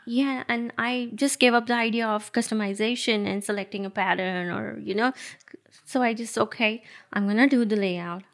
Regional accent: Nashik, Maharashtra, India; moved away; I actually born and brought up in Nasik

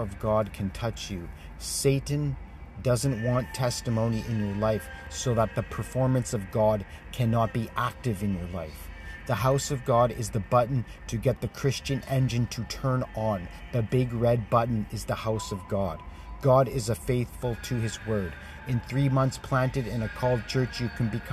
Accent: Canada; as a Canadian leader

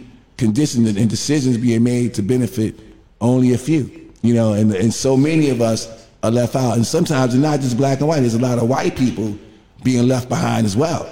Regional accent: New York City, New York, United States; I'm from Bed-Stuy

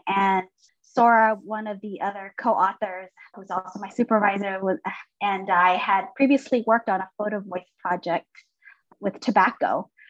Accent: Los Angeles, California, United States; I grew up near Chinatown, Los Angeles

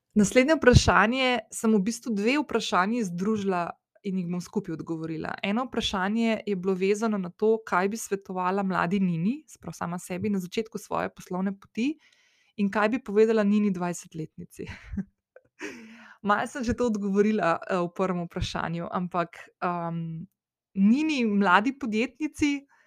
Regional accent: Slovenia; also born or lived in London; ko sem šla iz Slovenije

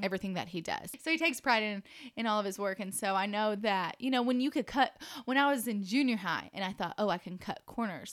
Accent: Dallas–Fort Worth Metroplex, Texas, United States; moved away as an adult; now in Lubbock, United States; I'm from the Metroplex

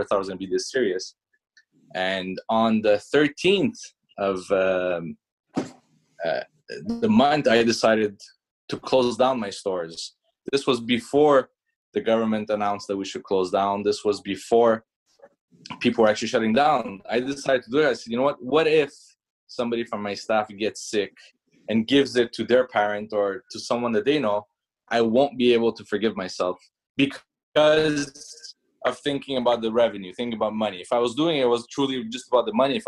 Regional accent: Canada; English is a second language; also born or lived in Iran; I was born in Iran, came to Canada, I was 8 years old, had to learn French and English

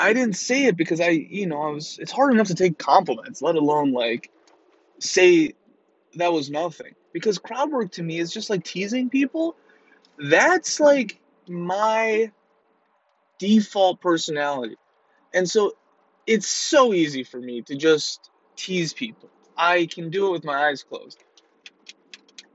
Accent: Iran; And I'm from Iran, right?

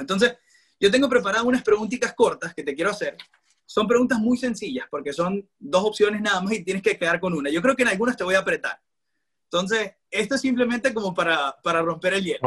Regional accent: Maracaibo, Zulia, Venezuela; moved away as an adult; now in Toronto, Canada; yo soy periodista deportivo, soy de Maracaibo, vivo actualmente en Toronto, en Canadá

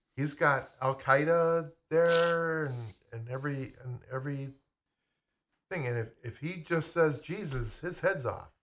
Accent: United States; I'm American.

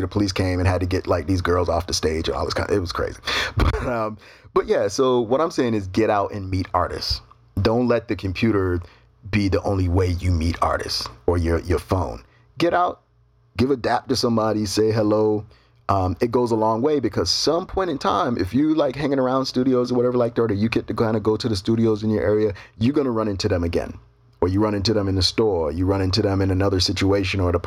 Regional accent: United States; now in Brazil; As an American, I bring a certain value to the table.

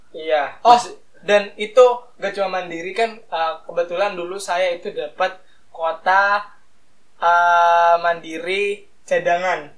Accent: Mataram, West Nusa Tenggara, Indonesia; moved away as an adult; also born or lived in Semarang

